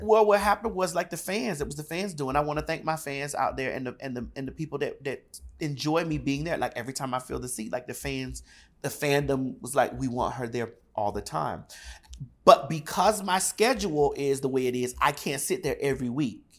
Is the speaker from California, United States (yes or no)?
no; Miami, Florida, United States; I'm from Miami, Florida